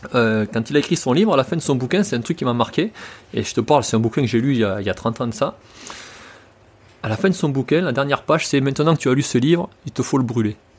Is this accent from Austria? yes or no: no; France; je suis français